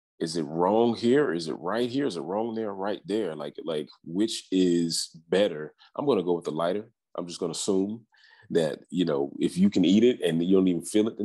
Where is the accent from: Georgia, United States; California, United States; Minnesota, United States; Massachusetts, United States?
Georgia, United States; Atlanta; I'm an ATL bred guy